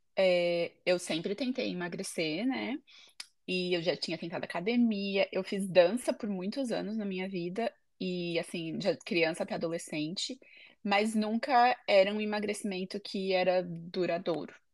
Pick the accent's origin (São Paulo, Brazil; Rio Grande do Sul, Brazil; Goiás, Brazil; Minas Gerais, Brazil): São Paulo, Brazil; moved away as an adult; also born or lived in United States; now in Ede, Netherlands; eu sou de São Paulo, no Brasil